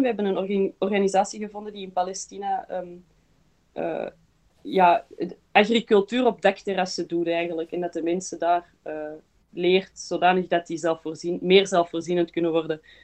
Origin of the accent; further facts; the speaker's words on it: Belgium; also born or lived in Berlin, Germany / Antwerp; ik ben eh, geboren in Berlijn en mijn ouders zijn vandaar. Ehm, maar wij zijn verhuisd naar België voor mijn vader zijn eh, job. Ehm, en dan heeft ons mama ons naar de Belgische kleuterklas gestuurd. Dus we hebben gewoon Nederlands geleerd